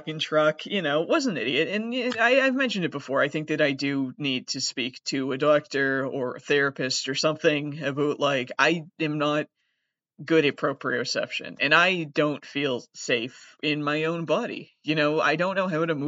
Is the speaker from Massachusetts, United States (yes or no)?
yes; Massachusetts, United States; I am from Massachusetts